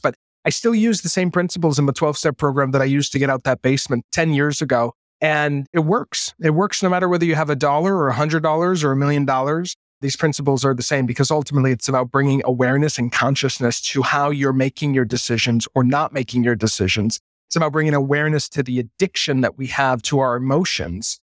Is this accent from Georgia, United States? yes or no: no; Maine, United States; moved away as an adult; also born or lived in New York; I had just come out of being a teenager growing up in Maine